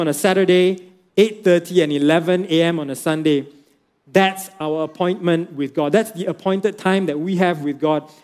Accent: Penang, Malaysia; I'm from Penang

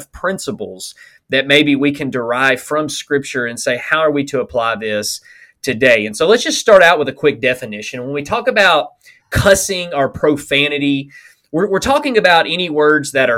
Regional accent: Alabama, United States; I'm from Alabama, so ain't, that was part of our typical vocabulary

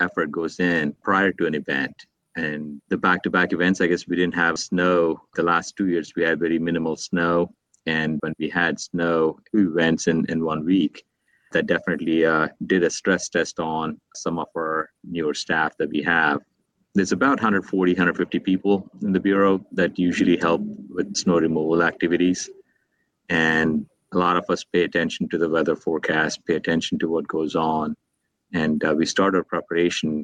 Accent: India; moved away as an adult; also born or lived in Northwest United States / Washington DC metro area; now in Howard County, Maryland, United States; I grew up in India and came to the United States to go to college

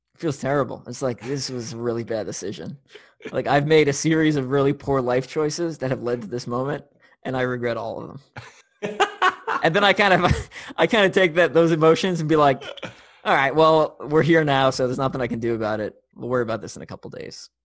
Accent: New York, United States; also born or lived in Tennessee; now in Kansas City, United States; I'm from New York. I live in Kansas City now. I've lived in Tennessee

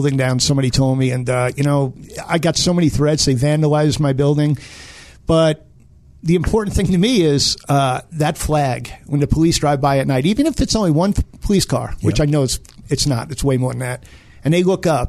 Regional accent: New York City, New York, United States; now in Colorado, United States; Brooklyn, New York

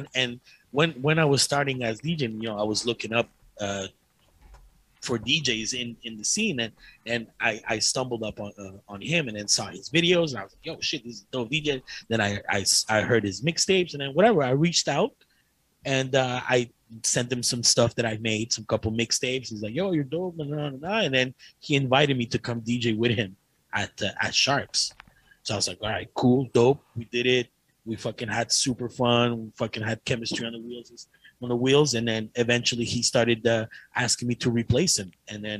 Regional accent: Ottawa, Ontario, Canada; I already know these people. I grew up in Ottawa. So that's why I'm getting gigs there.

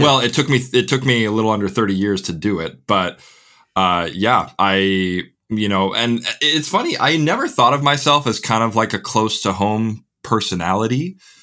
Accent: Crystal Lake, Illinois, United States; accent: Midwestern; moved away as an adult; now in England, United Kingdom; born and raised in the McHenry County, Crystal Lake area

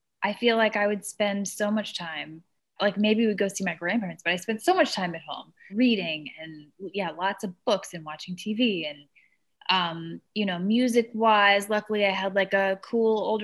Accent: Fredericksburg, Virginia, United States; moved away as an adult; also born or lived in Tennessee; I was born in Fredericksburg. Yeah, grew up right outside of it in a bit more rural area

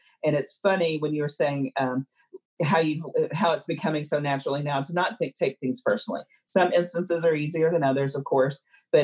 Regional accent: the South, United States; growing up in the South

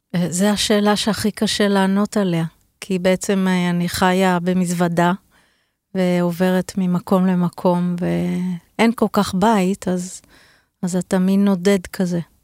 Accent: Be'eri, Southern District, Israel; אני נולדתי בבארי

